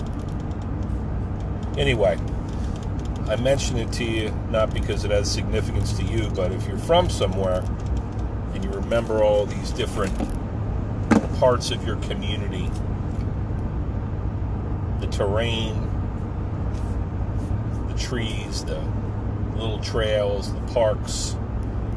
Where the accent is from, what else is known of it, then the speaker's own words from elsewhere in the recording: New Jersey, United States; moved away; my home state of New Jersey, my home of record